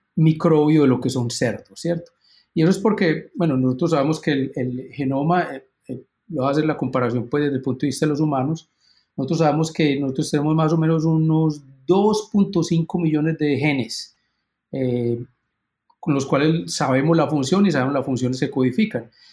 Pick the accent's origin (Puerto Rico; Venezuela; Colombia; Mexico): Colombia; moved away as an adult; also born or lived in Illinois, United States; now in Minnesota, United States; yo soy originalmente colombiano